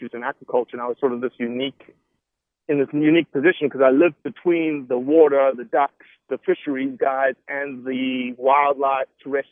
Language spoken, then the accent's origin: English; Johannesburg, Gauteng, South Africa; now in United States; I was raised in Johannesburg, 8.5 million